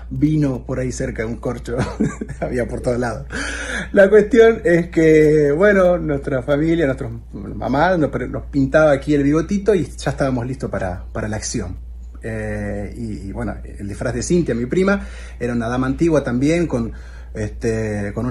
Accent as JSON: {"language": "Spanish", "country": "Argentina", "said": "A nosotros como argentinos"}